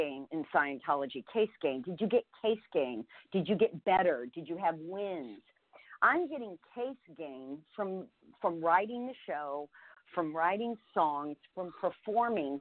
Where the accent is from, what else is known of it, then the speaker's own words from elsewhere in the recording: Nebraska, United States; my family and growing up in Nebraska